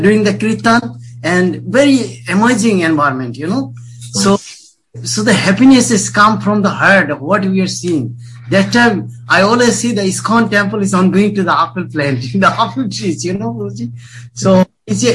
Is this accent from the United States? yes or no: no; Bangladesh; accent: Bengali; moved away; I'm from originally born in Bangladesh.